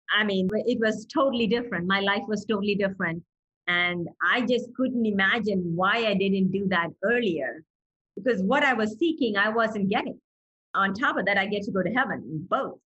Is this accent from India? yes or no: yes; Chennai, Tamil Nadu, India; moved away; I was born in India in the city of Chennai, and the old name for Chennai was Madras.